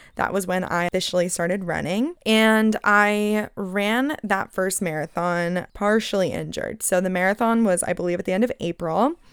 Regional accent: Phoenix, Arizona, United States; moved away as an adult; now in California, United States; I'm originally from Phoenix

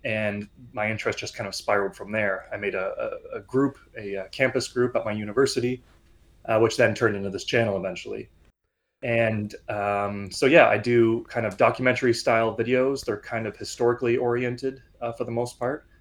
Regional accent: Canada; I am a Canadian. I'm living in Toronto right now.

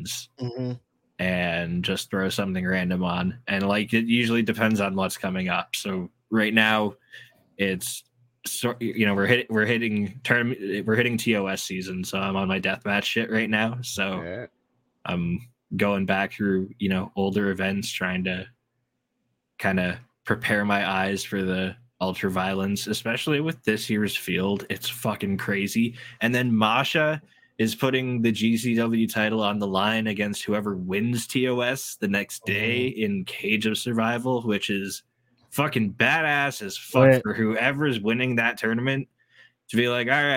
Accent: Canada; as a Canadian

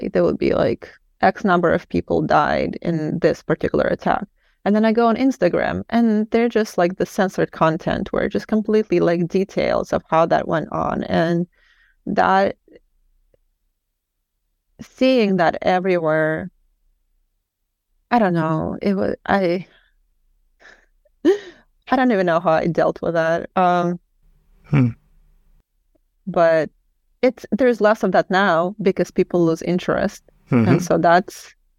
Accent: Kyiv, Ukraine; now in Portland, United States; I'm from Kiev, but my mom's side of the family are from this

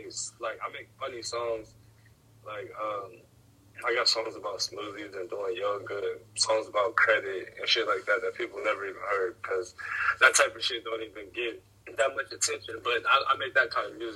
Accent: near Pittsburgh, Ohio, United States

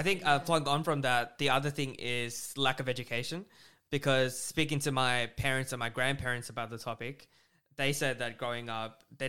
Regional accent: Australia; growing up in Australia.

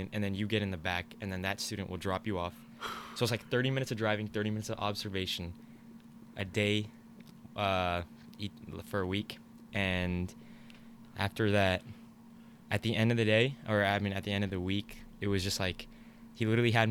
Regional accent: Virginia, United States; moved away; I'm from Virginia

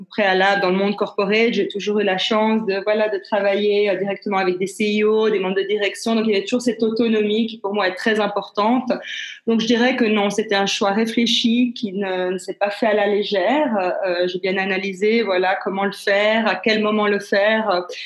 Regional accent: Geneva, Switzerland; born there; Euh, donc, je, suis née à Genève. Je suis suissesse et italienne. J'ai 52 ans

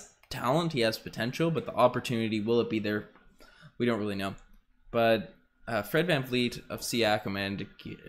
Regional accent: Newfoundland and Labrador, Canada; I am from Newfoundland

